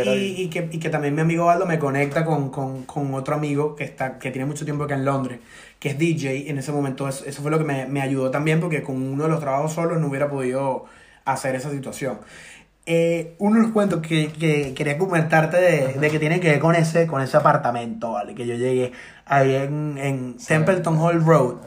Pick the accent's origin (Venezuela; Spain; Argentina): Venezuela; moved away as an adult; also born or lived in Ireland; now in London, United Kingdom; uno desde acá como venezolano está, está aguantando prácticamente con otro alquiler la familia en Venezuela